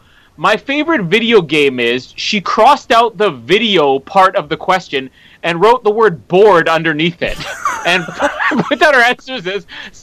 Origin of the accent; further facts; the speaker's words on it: Canada; I am Canadian.